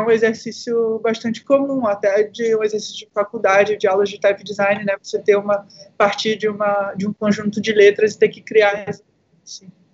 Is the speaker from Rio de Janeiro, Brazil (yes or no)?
yes; interior of Rio de Janeiro, Brazil; na cidade de onde eu vim, né, aqui do interior do Rio de Janeiro